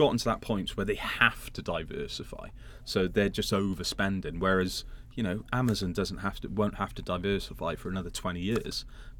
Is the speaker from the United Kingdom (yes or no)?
yes; United Kingdom; Well, we're British. We love them.